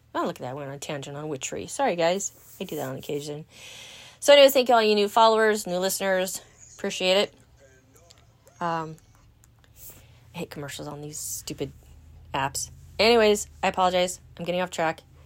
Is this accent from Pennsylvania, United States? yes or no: no; Los Angeles, California, United States; now in Wisconsin, United States; Born in Southern California. Hmm, San Fernando Valley. Yeah, girl. Original Valley girl